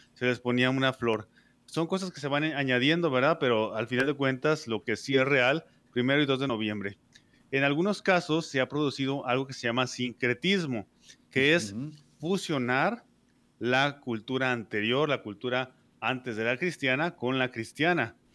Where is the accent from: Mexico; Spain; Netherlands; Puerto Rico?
Mexico; soy de México